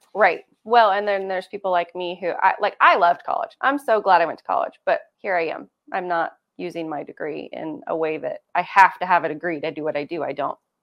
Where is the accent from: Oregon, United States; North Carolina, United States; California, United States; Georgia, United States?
Oregon, United States; Cove; also born or lived in La Grande, Oregon; I grew up in Cove, so, and I didn't go to school in Cove, for the formative years, I came to school in La Grande during that time